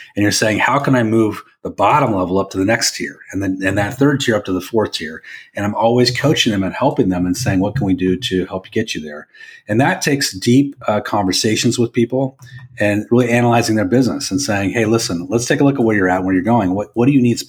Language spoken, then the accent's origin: English; Roseburg, Oregon, United States; also born or lived in Long Beach, California; I was born in Long Beach, California, but my family were hippies and they came up to Oregon in the hippie kind of train. And they landed in a little town called Roseburg, Oregon, which is kind of in the middle of the state. And I grew up there.